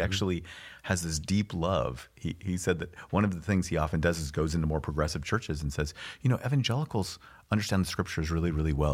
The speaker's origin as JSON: {"language": "English", "region": "California", "country": "United States", "lives_now": "Pasadena, United States", "said": "I'm from California"}